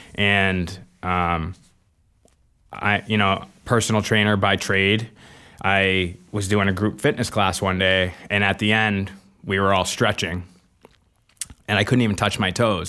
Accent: Manchester, New Hampshire, United States; grew up in Manchester, New Hampshire, um, born and raised

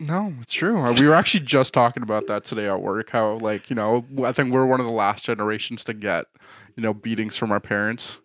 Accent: Canada; we're too Canadian

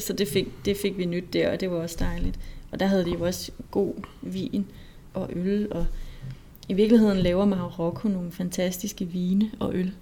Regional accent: Denmark; som dansker

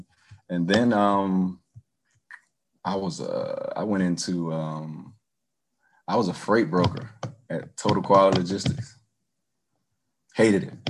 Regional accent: Jackson, South Carolina, United States; I'm from Jackson

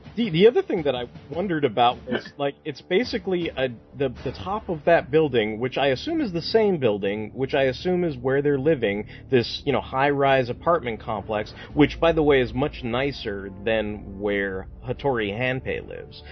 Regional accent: United States; as an American

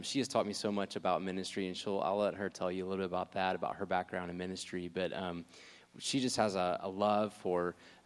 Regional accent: Jackson, Mississippi, United States; moved away; I'm originally from Jackson, Mississippi, so just to go ahead and throw that out there, that is where I'm from

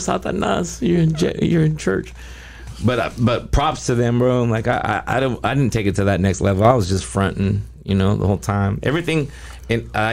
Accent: Cerritos, California, United States; also born or lived in Taiwan; I grew up in Cerritos

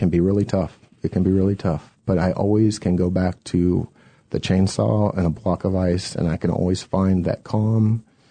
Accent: Atlanta, Georgia, United States; born or raised there; also born or lived in Buffalo, New York / Palo Alto, California

